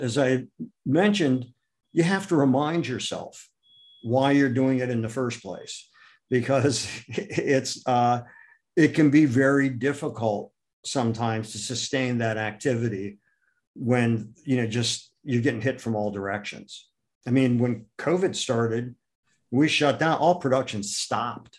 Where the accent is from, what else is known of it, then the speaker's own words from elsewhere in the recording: Akron, Ohio, United States; moved away; also born or lived in New York City; I grew up in Akron, Ohio